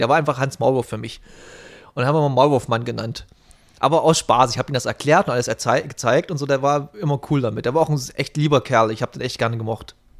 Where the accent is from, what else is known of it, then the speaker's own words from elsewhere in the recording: the East, eastern Germany, Germany; bei uns im Osten